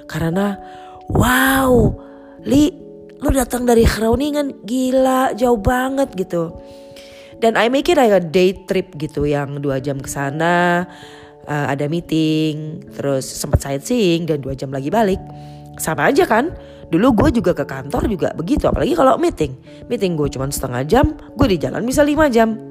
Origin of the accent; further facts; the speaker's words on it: Jakarta, Indonesia; karena memang uh, lahir dan besarnya di Jakarta ya teman-teman juga di Jakarta